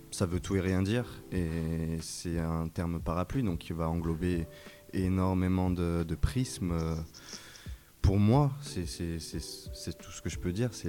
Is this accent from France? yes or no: yes; Lyon, Auvergne-Rhône-Alpes, France; je suis lyonnais